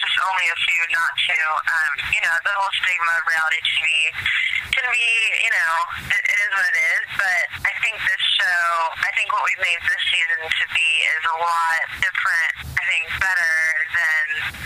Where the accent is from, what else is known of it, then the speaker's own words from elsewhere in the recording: San Diego, California, United States; moved away as an adult; also born or lived in New York; now in Los Angeles, United States; I grew up in San Diego, and then I moved to L.A. right after college